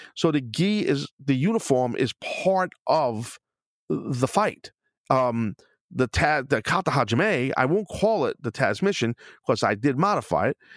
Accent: New York City, New York, United States; also born or lived in Queens; I'm a New York City guy, and, you know, growing up in Brooklyn, living in Queens, and living in Brooklyn

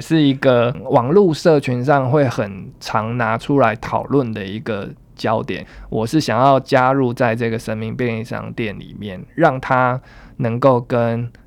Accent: Taiwan; 也去展现新一代我们台湾人的样貌

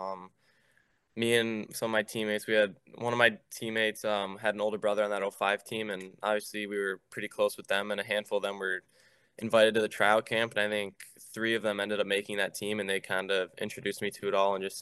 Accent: Chicago, Illinois, United States; Growing up in Chicago

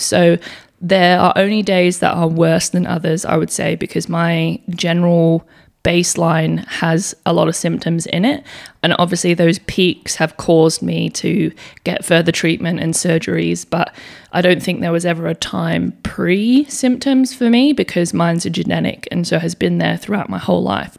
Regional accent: England, United Kingdom; moved away as an adult; now in Perth, Australia; I also live in Western Australia in Perth. Um, but I was born in England, so I moved over here when I was eighteen years old

